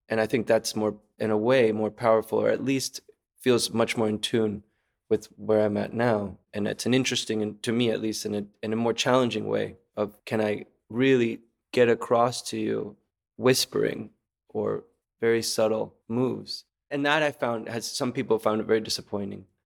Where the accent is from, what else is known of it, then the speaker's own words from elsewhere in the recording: Caracas, Capital District, Venezuela; moved away; also born or lived in Texas / San Francisco; I was born in Texas, but I grew up in Caracas, Venezuela.